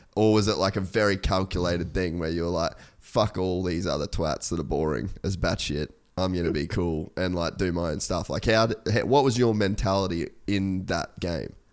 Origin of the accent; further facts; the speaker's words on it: Australia; I'm Australian